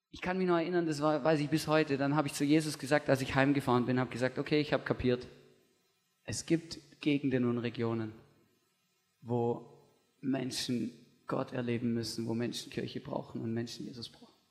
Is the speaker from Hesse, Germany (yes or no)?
no; Stuttgart, Baden-Württemberg, Germany; Ich bin, ich weiß, ich bin im Großraum Stuttgart aufgewachsen und da ist einfach, das man sagt immer so im christlichen Jargon, das ist das Bible Belt von Deutschland.